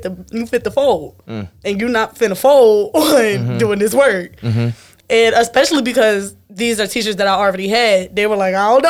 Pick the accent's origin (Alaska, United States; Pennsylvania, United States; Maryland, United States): Pennsylvania, United States; Philadelphia; moved away as an adult; now in Baltimore, United States; I'm fresh out of Philly.